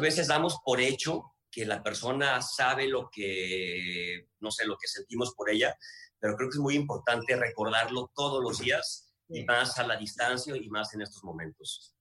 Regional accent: Guadalajara, Jalisco, Mexico; moved away; yo soy de Guadalajara

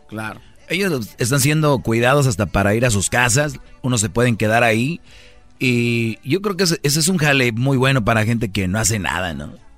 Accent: Monterrey, Nuevo León, Mexico; si yo soy de Monterrey

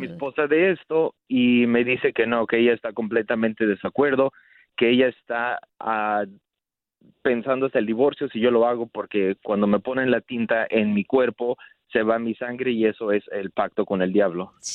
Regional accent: Mexico; yo soy de México

